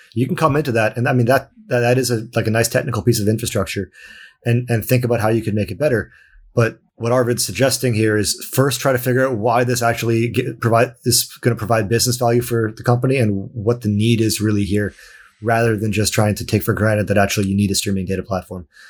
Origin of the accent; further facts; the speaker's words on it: Canada; now in Sweden; I'm also Canadian, I'm not from Sweden